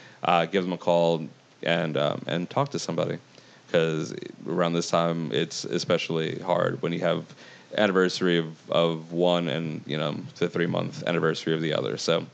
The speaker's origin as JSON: {"language": "English", "region": "New York", "country": "United States", "said": "as a New Yorker who had connections to people who managed to make it out alive"}